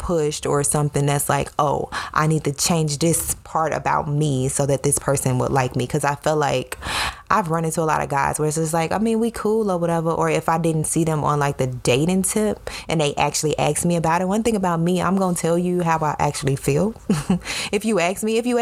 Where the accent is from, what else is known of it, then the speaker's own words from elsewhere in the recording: Chicago, Illinois, United States; I'm from Chicago, the city, not the suburbs and not the country.